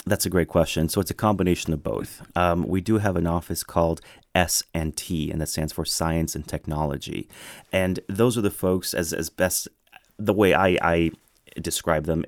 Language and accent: English; McAllen, Texas, United States; first language Spanish and English; moved away as an adult; also born or lived in Morocco; now in Washington, D.C., United States; this guy from South Texas, I'm specifically from McAllen, Texas.